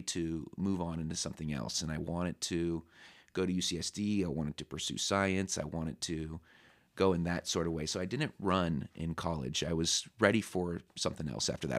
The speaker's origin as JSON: {"language": "English", "town": "San Diego", "region": "California", "country": "United States", "tie": "born or raised there", "also_born_or_lived": "Temecula, California / Los Angeles, California", "moved": "as an adult", "lives_now": "Pennsylvania, United States", "said": "I was born in San Diego, and then when I was about sixth or seventh grade, my parents moved out to the desert in Temecula"}